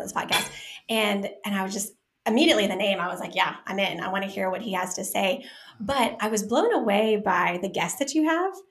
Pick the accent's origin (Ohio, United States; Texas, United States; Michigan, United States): Texas, United States; Dallas; I'm from South Dallas